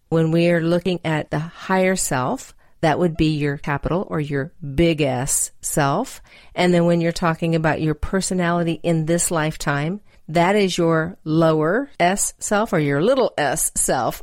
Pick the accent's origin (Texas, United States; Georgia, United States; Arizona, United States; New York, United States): Texas, United States; I'm from Texas